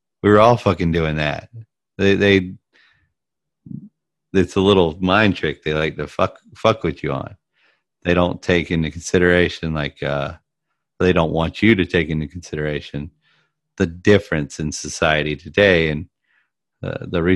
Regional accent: United States; I'm American

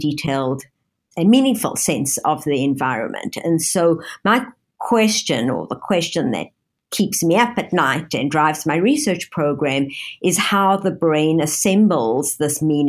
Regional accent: Johannesburg, Gauteng, South Africa; moved away as an adult; also born or lived in London, United Kingdom / Toronto, Canada; now in Pittsburgh, United States; I grew up in Johannesburg, South Africa

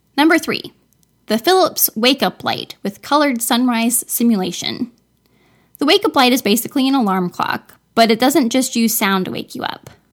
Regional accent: Florida, United States; I'm from Florida, where winter is about a week long

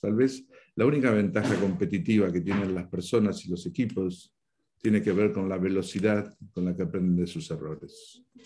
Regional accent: Buenos Aires, Argentina; moved away as an adult; now in Spain; por mi acento tú ya sabes que yo nací en el Río de la Plata, nací en la Argentina, en Buenos Aires

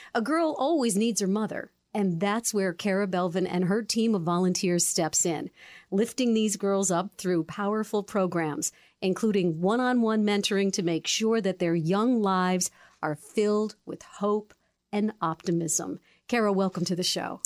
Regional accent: Newington, Connecticut, United States; I grew up in Newington

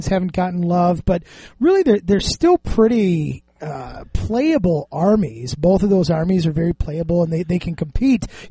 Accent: United States; We're American

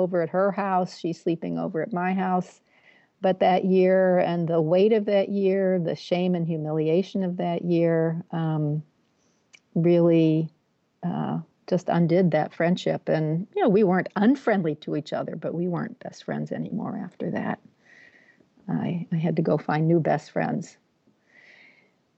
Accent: Massachusetts, United States; I'm from Massachusetts.

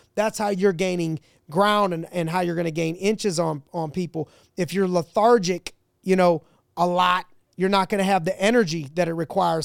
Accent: Ohio, United States; I'm from Ohio, that's where I was born, I was raised a Browns fan

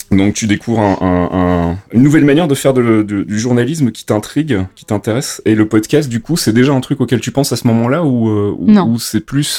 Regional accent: Belgium; moved away as an adult; now in France; je suis originaire de Belgique

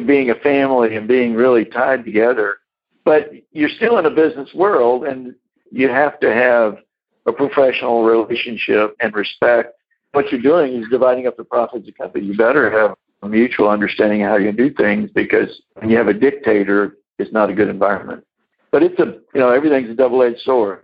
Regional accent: Corpus Christi, Texas, United States; I grew up in Corpus Christi

